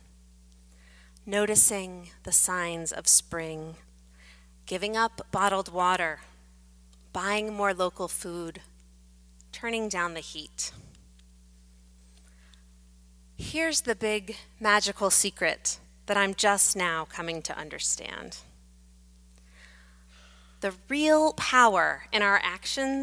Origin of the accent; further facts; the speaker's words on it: Atlantic Beach, Florida, United States; In my hometown of Atlantic Beach, Florida